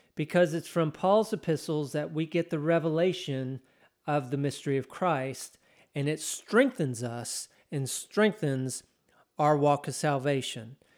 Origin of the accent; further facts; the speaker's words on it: Texas, United States; I'm Texan.